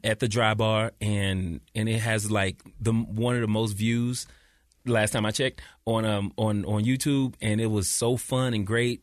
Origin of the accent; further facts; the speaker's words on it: St. Louis, Missouri, United States; moved away as an adult; also born or lived in California; now in Utah, United States; I'm from Saint Louis, Missouri